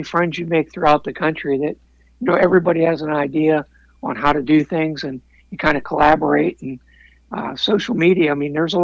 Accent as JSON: {"language": "English", "region": "Pennsylvania", "country": "United States", "tie": "born or raised there", "said": "growing up in Pennsylvania"}